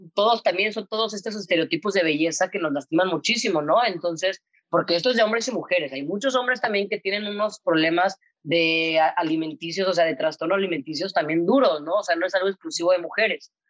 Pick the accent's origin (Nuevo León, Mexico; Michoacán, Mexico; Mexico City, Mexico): Nuevo León, Mexico; Monterrey; Cuando tenía 13 años más o menos, pues yo soy de Monterrey, estudié en La Bastida, que es un colegio de monjas